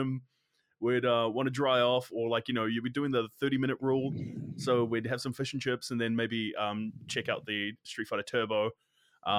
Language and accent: English; Hastings, Hawke's Bay, New Zealand; so I'm from the Hawke's Bay region. I grew up in Hastings